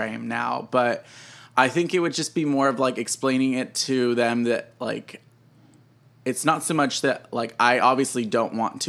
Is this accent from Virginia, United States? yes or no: no; Houston, Texas, United States; So I'm originally from Houston. I grew up in the Cypress area.